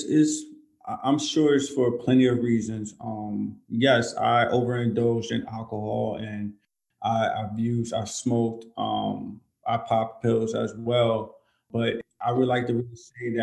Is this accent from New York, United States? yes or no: yes; New York, United States; now in Georgia, United States; I'm originally from New York, so we live by a slogan, it is what it is